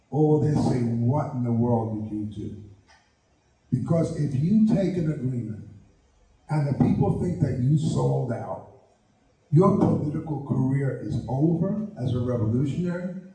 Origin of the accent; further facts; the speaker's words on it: Hattiesburg, Mississippi, United States; I come from Hattiesburg, Mississippi, and that's where I want to be seated.